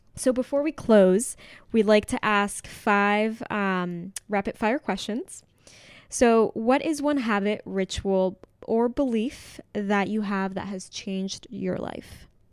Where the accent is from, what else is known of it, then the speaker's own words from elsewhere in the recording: Mexico; I'm from Mexico